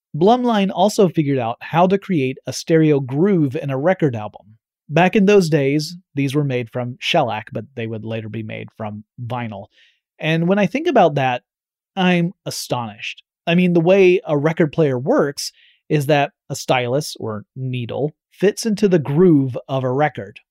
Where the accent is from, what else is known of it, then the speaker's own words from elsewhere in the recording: Georgia, United States; growing up in Georgia, meant we were just a short 8 to 10 hour drive from Walt Disney World in Florida.